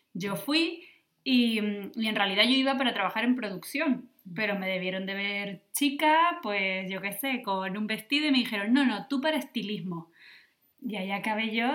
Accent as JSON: {"language": "Spanish", "area": "Lanzarote", "region": "Canary Islands", "country": "Spain", "moved": "yes", "lives_now": "Berlin, Germany", "said": "soy de Lanzarote y, espero poder volver algún día a Lanzarote"}